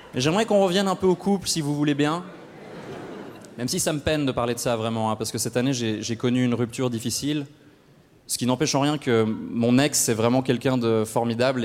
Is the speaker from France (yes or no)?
no; Switzerland; chez nous en Suisse